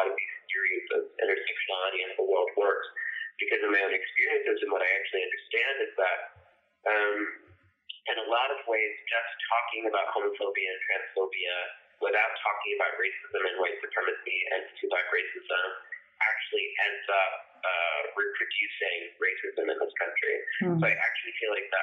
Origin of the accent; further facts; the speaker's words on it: Texas, United States; growing up in Texas and in the small town that I did